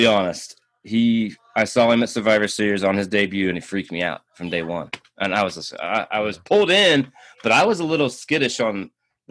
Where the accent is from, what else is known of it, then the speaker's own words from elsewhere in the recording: Indiana, United States; moved away as an adult; now in Colorado, United States; I'm from Indiana. Been living in Colorado since about 2007